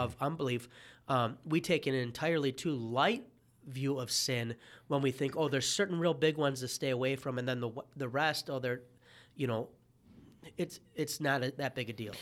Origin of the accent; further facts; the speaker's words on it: Detroit, Michigan, United States; As a Detroiter